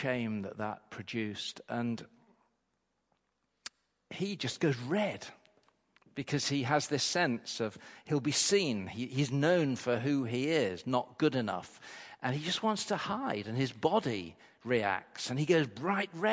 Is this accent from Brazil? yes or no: no; Grimsby, Yorkshire and the Humber, United Kingdom; She would come back to my hometown, and they'd have their holidays with us in Grimsby